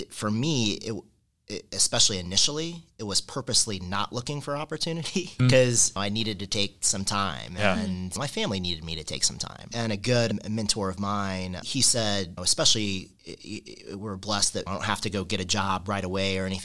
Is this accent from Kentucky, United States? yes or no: yes; Kentucky, United States; moved away as an adult; now in Indiana, United States; I grew up in Kentucky, and growing up in Kentucky, you only have three things